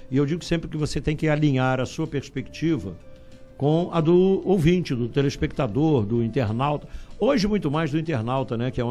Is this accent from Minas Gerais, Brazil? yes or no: yes; Juiz de Fora, Minas Gerais, Brazil; adoro a minha cidade natal, gosto, adoro Juiz de Fora. Juiz de Fora é meio que. Rio, né? É um subúrbio do Rio